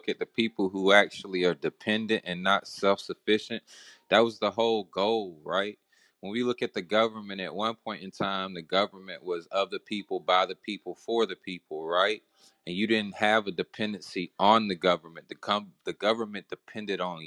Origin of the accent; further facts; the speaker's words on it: the South, United States; I'm from the South